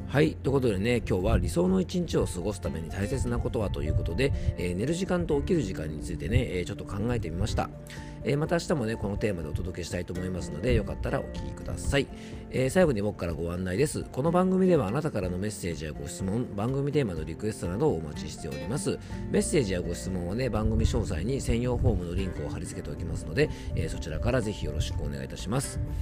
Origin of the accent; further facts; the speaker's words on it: Yamanashi, Japan; 僕の地元、山梨県